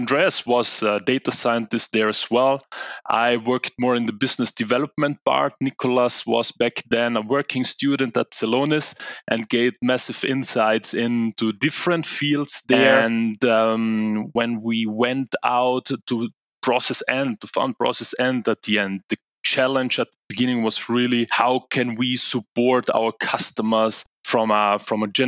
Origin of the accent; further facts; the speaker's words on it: Italy; moved away as an adult; now in Munich, Germany; I'm originally from Italy.